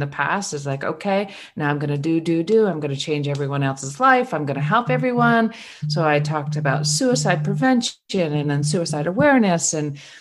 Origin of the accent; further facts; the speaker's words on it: Vermont, United States; I was born and raised in Vermont